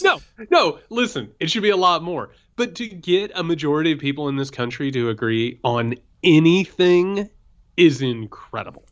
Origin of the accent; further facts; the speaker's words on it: Southern Indiana, United States; I'm from Southern Indiana.